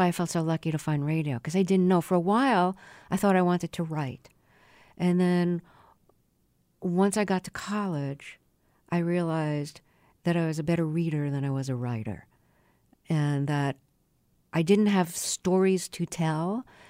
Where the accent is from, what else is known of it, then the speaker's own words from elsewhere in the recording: New York City, New York, United States; moved away as an adult; also born or lived in Buffalo; Yeah, and I grew up in Brooklyn, went to school in Buffalo.